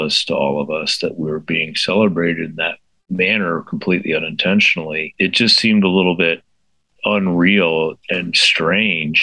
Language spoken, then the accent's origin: English; Richmond, Virginia, United States; I grew up in Richmond, which was one of the greatest tennis towns in the country in the post-Arthur Ashe era